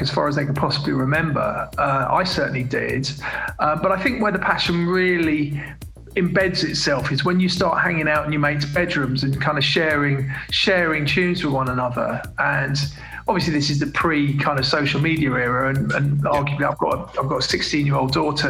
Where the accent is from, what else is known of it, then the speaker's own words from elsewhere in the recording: London, United Kingdom; I'm from London and I went to quite a multiracial school